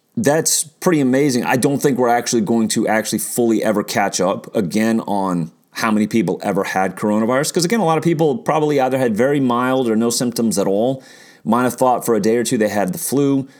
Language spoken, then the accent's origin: English; Kansas, United States; moved away as an adult; also born or lived in Santa Barbara, California / Washington, D.C.; moved to Kansas when I was nine, almost nine